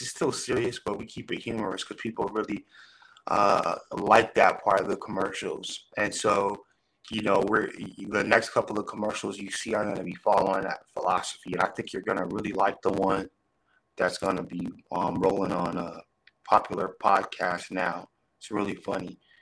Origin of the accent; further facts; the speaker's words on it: Long Beach, California, United States; born and raised in Long Beach, California. So I'm a Cali boy